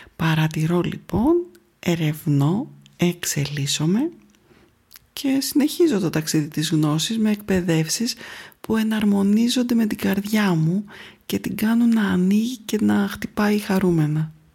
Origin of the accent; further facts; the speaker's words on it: Athens, Attica, Greece; Γεννήθηκα λοιπόν στην Αθήνα